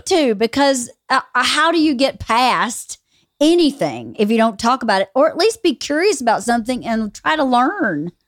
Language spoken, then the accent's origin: English; near Cedartown, Georgia, United States; thirty minutes from where I grew up